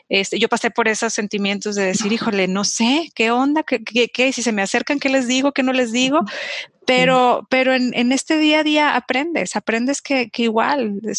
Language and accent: Spanish; Durango, Mexico; En, Durango, yo soy de Durango, este, y, mi mamá siempre colaboraba con las madres vicentinas